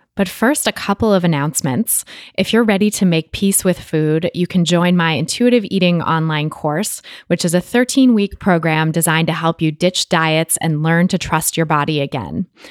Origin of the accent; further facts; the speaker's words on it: Bay Area, California, United States; my hometown of the Bay Area, California